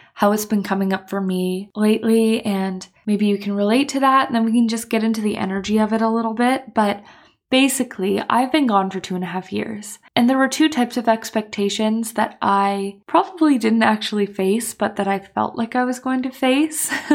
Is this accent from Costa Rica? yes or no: no; Canada; moved away as an adult; now in Copenhagen, Denmark; I am Canadian, but I'm living in Copenhagen